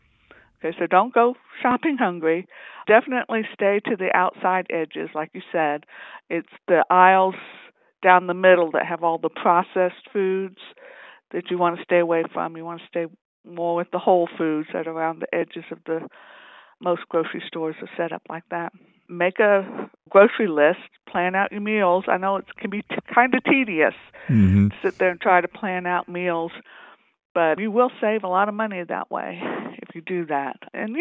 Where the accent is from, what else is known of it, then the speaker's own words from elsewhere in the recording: North Carolina, United States; now in New Mexico, United States; I grew up in North Carolina, but being an Army brat, basically, we moved around, so I'm used to moving around. This is my second time in New Mexico.